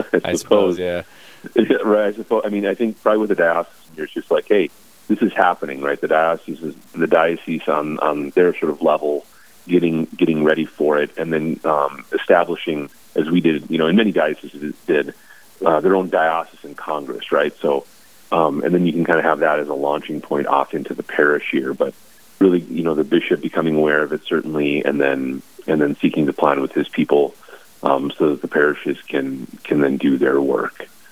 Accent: Bismarck, North Dakota, United States; now in Watford City, United States; born and raised in Bismarck

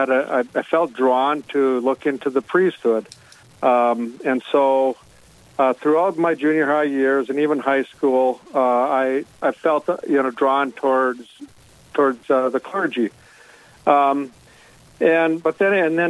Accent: Hillsboro, North Dakota, United States; also born or lived in Fargo, North Dakota; I grew up in Hillsboro.

